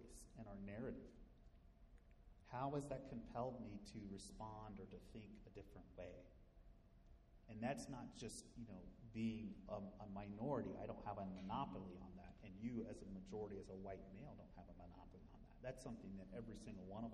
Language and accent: English; Midwest, United States; growing up in the Midwest in a predominantly white community